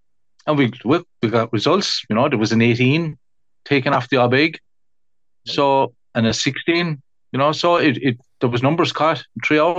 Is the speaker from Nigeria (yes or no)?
no; Shanballymore, Munster, Ireland; I grew up on the Abbeg